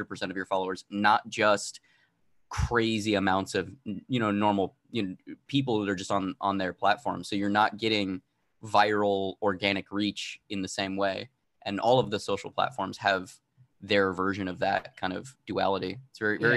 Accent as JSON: {"language": "English", "region": "Arizona", "country": "United States", "said": "I'm originally from Arizona"}